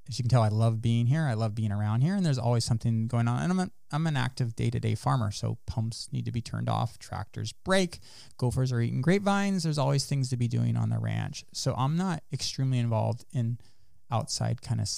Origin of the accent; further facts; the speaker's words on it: Salinas Valley, California, United States; also born or lived in Davis, California / Ithaca, New York; growing up in the Salinas Valley, there's a lot of kids that are into agriculture industry. So yes, I was around a lot of other farming kids